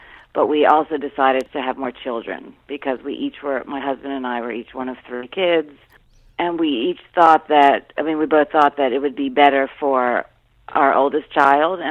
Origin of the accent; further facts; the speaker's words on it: Rockville, Maryland, United States; I grew up in the Washington suburbs in Rockville, Maryland